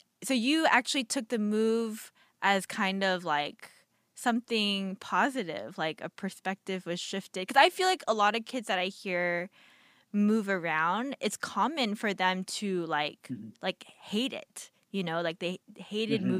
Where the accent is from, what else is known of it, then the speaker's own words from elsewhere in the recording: Atlanta, Georgia, United States; moved away as an adult; also born or lived in Irvine, California; I grew up in Atlanta, Georgia